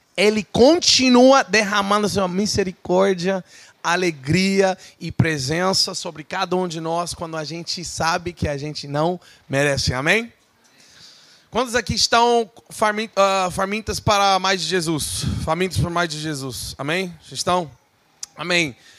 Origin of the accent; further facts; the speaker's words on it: United States; Portuguese is a second language; moved away as an adult; also born or lived in Hawaii; now in São Paulo, Brazil; eu sou americano, sou gringo, mas eu estou aqui no Brasil, morando já há três anos aqui no Brasil